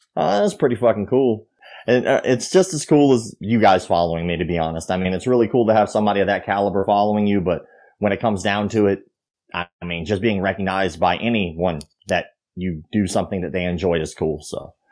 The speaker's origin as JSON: {"language": "English", "region": "Florida", "country": "United States"}